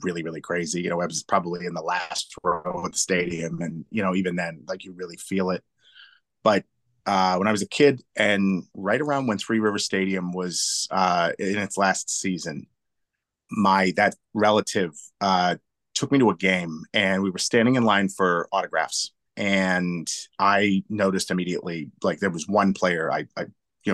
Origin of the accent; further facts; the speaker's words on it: Pittsburgh, Pennsylvania, United States; I'm born and raised in Pittsburgh